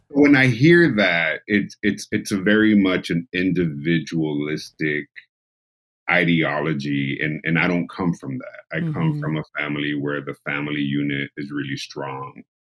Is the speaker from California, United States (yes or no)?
yes; San Diego, California, United States; being a San Diego born and raised individual